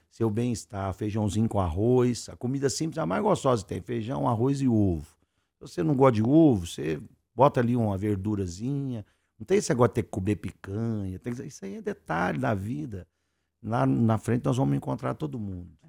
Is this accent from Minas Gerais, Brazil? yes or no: yes; Minas Gerais, Brazil; nós somos mineiros